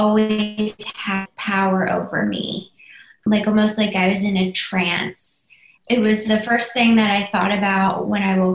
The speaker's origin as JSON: {"language": "English", "town": "Philadelphia", "region": "Pennsylvania", "country": "United States", "said": "I'm from Philadelphia"}